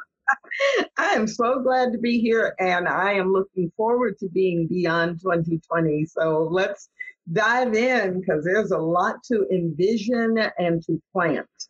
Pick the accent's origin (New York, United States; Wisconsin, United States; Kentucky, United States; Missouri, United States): Missouri, United States; St. Louis; I grew up in St. Louis, Missouri